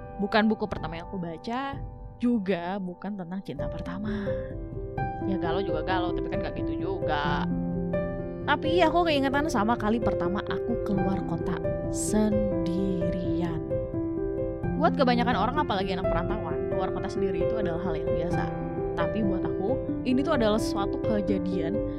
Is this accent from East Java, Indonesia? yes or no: no; Bandung, West Java, Indonesia; born or raised there